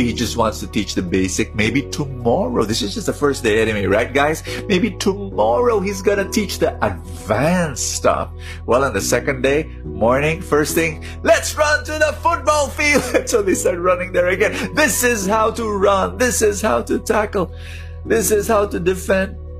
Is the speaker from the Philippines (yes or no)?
yes; Philippines; I'm a Filipino